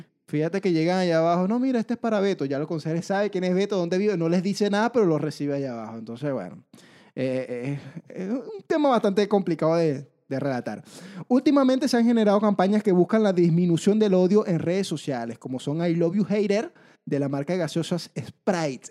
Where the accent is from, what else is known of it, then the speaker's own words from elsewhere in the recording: Venezuela; now in Chile; los venezolanos somos los haters de Latinoamérica, pero una vez que yo llegué aquí a Chile